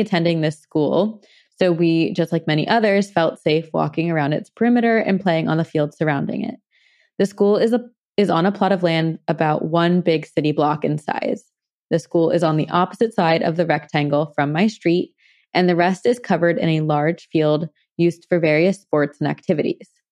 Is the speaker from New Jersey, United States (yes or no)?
yes; New Jersey, United States; I'm from Jersey too.